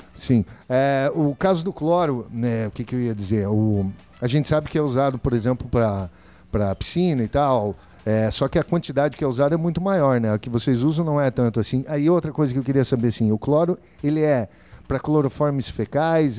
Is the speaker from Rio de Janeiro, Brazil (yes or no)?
no; Campo Novo do Parecis, Mato Grosso, Brazil; now in Cáceres, Brazil; venho de Campo Novo